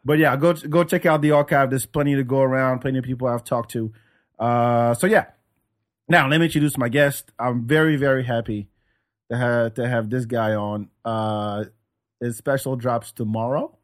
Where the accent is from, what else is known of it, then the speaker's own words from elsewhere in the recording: France; moved away as an adult; also born or lived in Senegal; now in United States; growing up in France